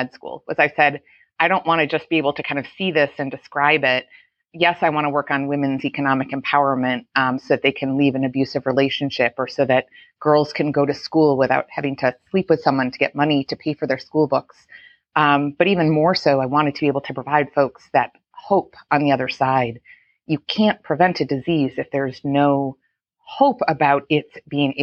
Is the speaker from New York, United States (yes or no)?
yes; Buffalo, New York, United States; growing up in Buffalo, New York